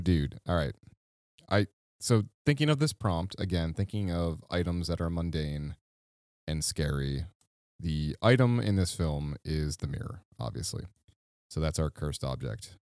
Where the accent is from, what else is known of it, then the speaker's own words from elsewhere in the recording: Midwest, United States; the Midwest safety that you and I grew up